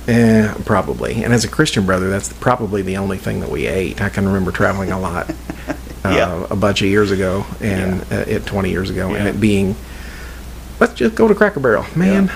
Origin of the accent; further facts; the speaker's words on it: Indiana, United States; I am from Indiana. I am not from Kentucky, even though I am nine miles north of Louisville, Kentucky